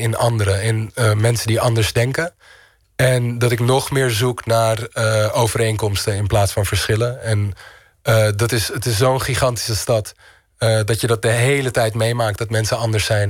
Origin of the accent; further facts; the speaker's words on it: Amsterdam, North Holland, Netherlands; moved away as an adult; also born or lived in Istanbul; Amsterdam is altijd mijn thuis geweest